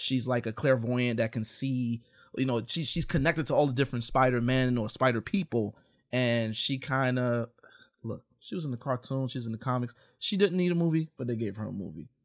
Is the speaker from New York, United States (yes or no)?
yes; New York, United States; now in Los Angeles, United States; I'm from New York. I'm out here in L A.